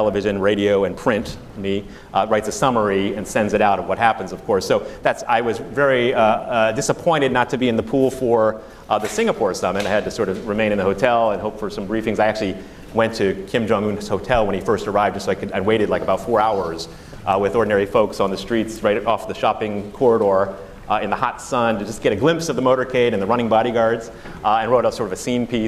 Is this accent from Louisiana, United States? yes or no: no; Northern Virginia, United States; where I grew up in Northern Virginia